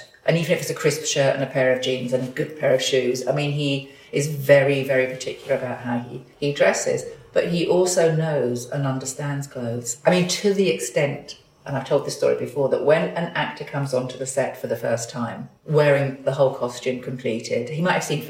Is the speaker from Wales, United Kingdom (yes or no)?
no; London, United Kingdom; I am absolutely a Londoner. I was born in London. I still live in London.